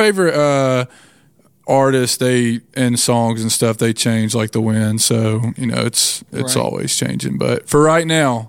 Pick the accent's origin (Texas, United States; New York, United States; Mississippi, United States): Mississippi, United States; Tupelo; moved away as an adult; now in Millington, United States; I was born and raised in Tupelo, Mississippi. I went to college at Mississippi State University for a couple years and played basketball at Blue Mountain College for a couple years.